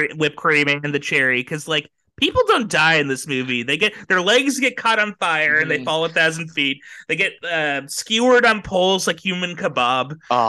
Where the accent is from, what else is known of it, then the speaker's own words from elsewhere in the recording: Ireland; Oh yeah. By the way, I'm Irish.